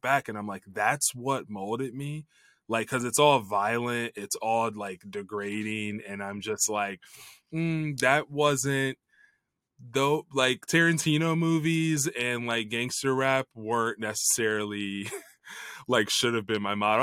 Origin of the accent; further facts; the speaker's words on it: Chicago, Illinois, United States; I grew up in the Chicago area